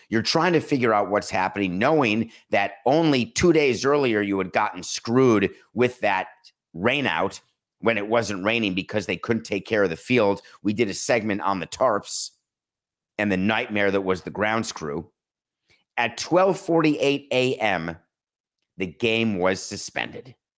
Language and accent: English; Milwaukee, Wisconsin, United States; the city of Milwaukee, my hometown, birth town